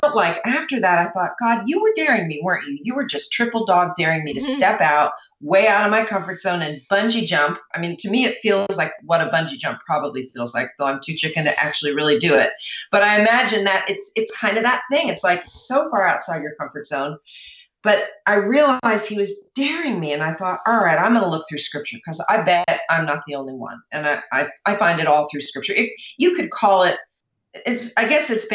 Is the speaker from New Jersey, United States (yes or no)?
yes; New Jersey, United States; I was raised in New Jersey, which is very close to New York.